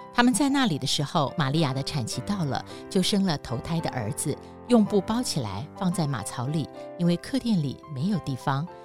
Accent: Taiwan; 我们台湾人庆祝什么都是吃

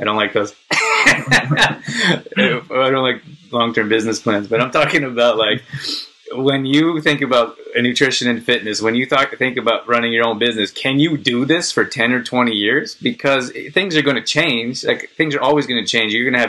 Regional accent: Calgary, Alberta, Canada; So very cool talking to someone from my hometown.

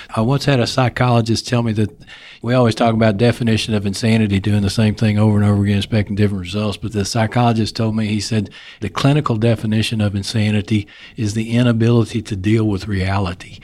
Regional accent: Texas, United States; accent: Texas; my Texas accent comes

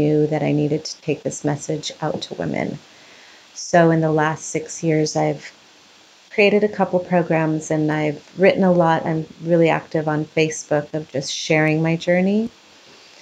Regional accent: Ecuador; now in Orange County, United States; I was born in Ecuador

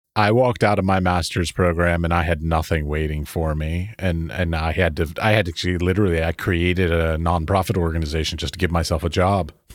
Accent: Baltimore, Maryland, United States; I grew up in Baltimore, Maryland

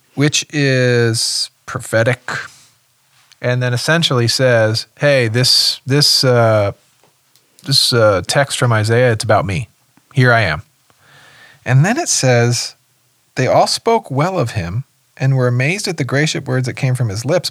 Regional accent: West Windsor, New Jersey, United States; moved away; my hometown is West Windsor, New Jersey

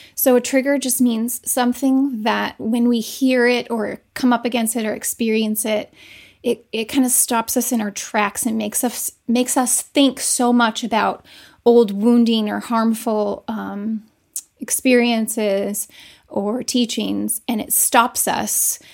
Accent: United States; those of us who grew up in America

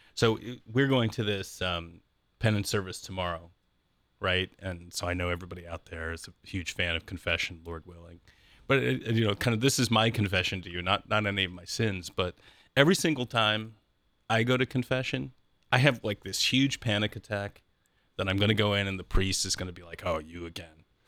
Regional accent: Columbus, Ohio, United States; I grew up in the Columbus area, right? So this has always been my home

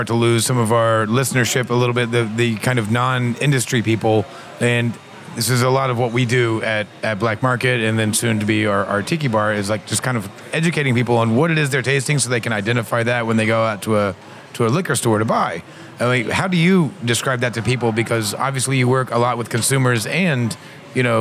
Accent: Midwest, United States; I grew up in the Midwest here.

